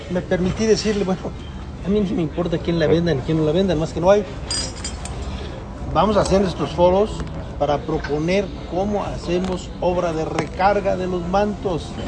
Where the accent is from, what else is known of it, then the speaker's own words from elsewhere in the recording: El Marqués, Querétaro, Mexico; Aquí en mi vecino, nuestro vecino pueblo, que es mi pueblo